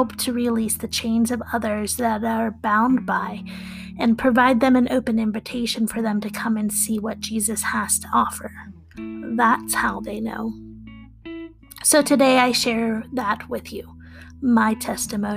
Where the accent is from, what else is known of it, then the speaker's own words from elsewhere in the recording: Wheeling, West Virginia, United States; I'm from Wheeling, West Virginia.